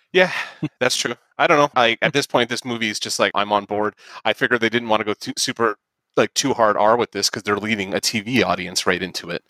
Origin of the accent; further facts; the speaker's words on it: St. Catharines, Ontario, Canada; we're from St. Catharines